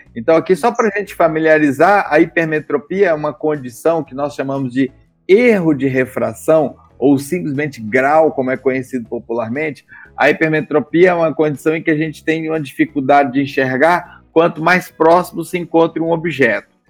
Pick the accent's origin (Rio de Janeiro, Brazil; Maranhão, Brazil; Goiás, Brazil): Goiás, Brazil; moved away as an adult; also born or lived in São Paulo; sou goiano